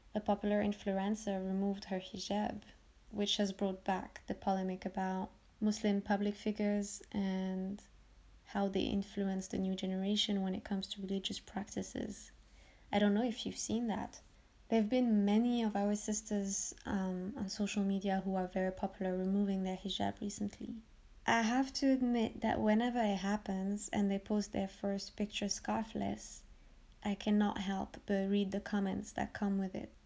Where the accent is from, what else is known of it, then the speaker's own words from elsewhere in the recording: France; I was born and raised in France from Moroccan parents